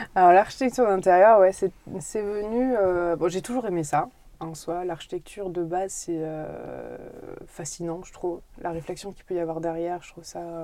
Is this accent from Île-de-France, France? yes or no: no; Brive-la-Gaillarde, Nouvelle-Aquitaine, France; je suis née en Corrèze, je suis née à Brive.